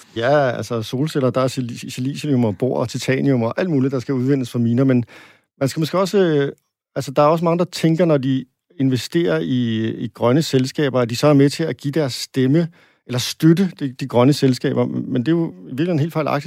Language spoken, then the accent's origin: Danish; Denmark; som dansker